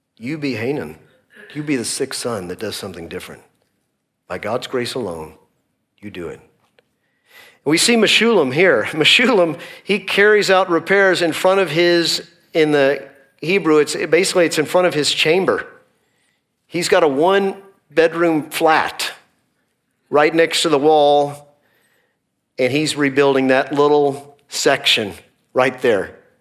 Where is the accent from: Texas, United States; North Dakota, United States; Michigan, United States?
Texas, United States; Dallas; also born or lived in Northeast Oklahoma; we are both from the Dallas area